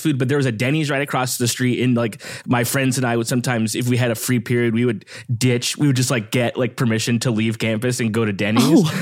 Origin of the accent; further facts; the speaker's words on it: Downey, California, United States; also born or lived in Lakewood / Long Beach; I grew up in Downey